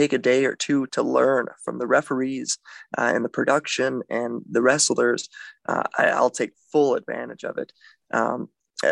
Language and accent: English; Milwaukee, Wisconsin, United States; I am from Milwaukee